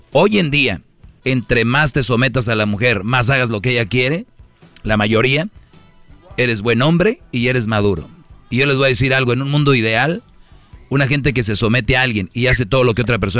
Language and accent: Spanish; El Salvador; Yo soy de Salvador.